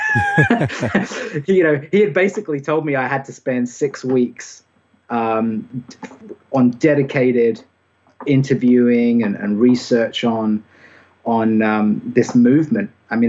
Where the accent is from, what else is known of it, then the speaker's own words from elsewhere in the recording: United Kingdom; accent: British; now in Anderson, United States; I think maybe my accent isn't quite as distinctively British as it used to be.